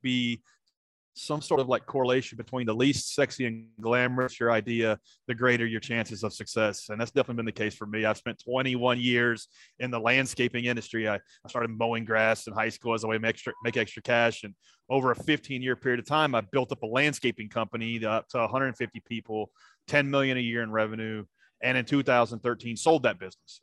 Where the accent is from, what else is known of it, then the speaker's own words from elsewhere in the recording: Nashville, Tennessee, United States; grew up around Nashville, Tennessee